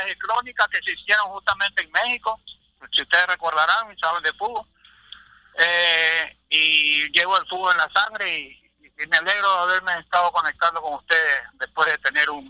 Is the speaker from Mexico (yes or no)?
no; Ecuador; now in Florida, United States